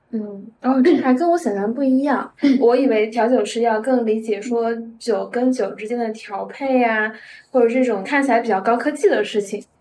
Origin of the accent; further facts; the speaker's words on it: Dalian, Liaoning, China; also born or lived in Shanghai; now in Beijing, China; 我是在那个辽宁大连人嘛嗯，就我们那边其实也只是小山坡、小山丘